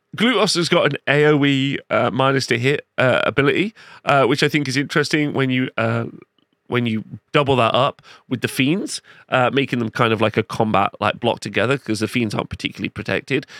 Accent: Nottingham, East Midlands, United Kingdom; in my hometown

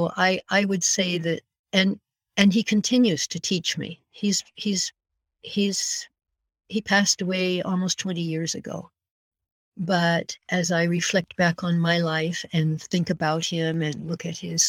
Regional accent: north end of Kootenay Lake, British Columbia, Canada; also born or lived in United States; we moved from the States to the north end of Kootenai Lake when I was a girl of 10

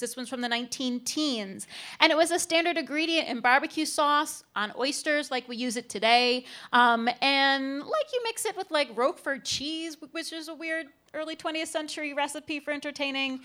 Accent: Cleveland, Ohio, United States; I'm from Cleveland.

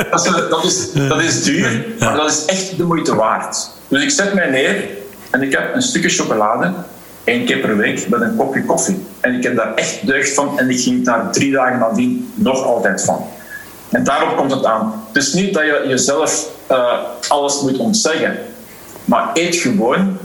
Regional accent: Belgium; Waarmee ik ben grootgebracht in België

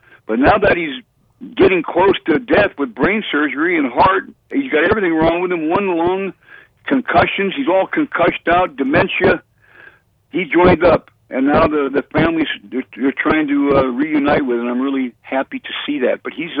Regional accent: Portland, Oregon, United States; My hometown is Portland.

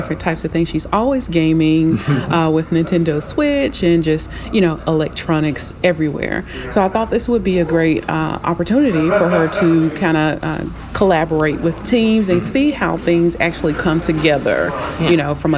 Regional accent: Memphis, Tennessee, United States; moved away as an adult; now in Nashville, United States; I am originally from Memphis, Tennessee, and we've been in Nashville about a couple of years

